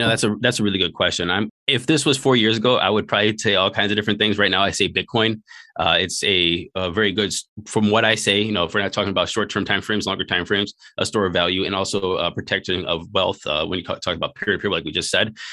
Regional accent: Cleveland, Ohio, United States; moved away as an adult; also born or lived in Hawaii / China / Taiwan; born and raised in Northeast Ohio in a place called Slavic Village in a place in, uh, Cleveland, Ohio.

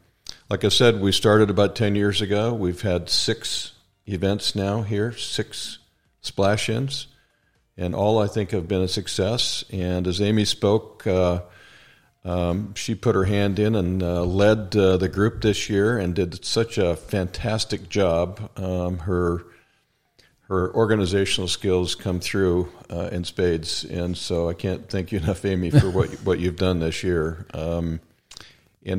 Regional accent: Canada; I'm Canadian

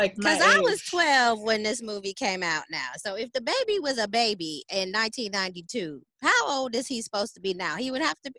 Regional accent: Philadelphia, Pennsylvania, United States; also born or lived in Detroit; I'm Detroit born, and then I was raised in Philadelphia. So I do have a Midwest connection, yeah.

